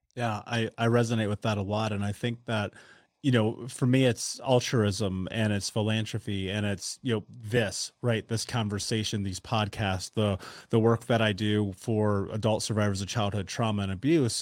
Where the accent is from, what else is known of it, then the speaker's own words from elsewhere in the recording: United States; moved away; I grew up in the United States